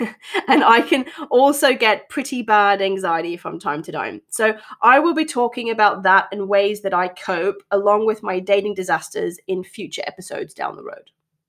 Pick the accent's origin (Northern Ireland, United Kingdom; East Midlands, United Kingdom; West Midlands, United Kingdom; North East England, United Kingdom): North East England, United Kingdom; accent: transatlantic; also born or lived in Australia; I currently live in the northeast of England, and as you may be able to tell, my accent is a little transatlantic, shall we say. This has come from both growing up here and in Australia, where my dad and my second family live.